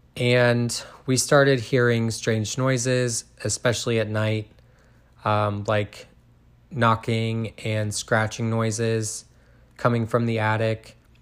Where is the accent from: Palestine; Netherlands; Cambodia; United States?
United States; Groveport, Ohio; I was born and raised in Groveport, Ohio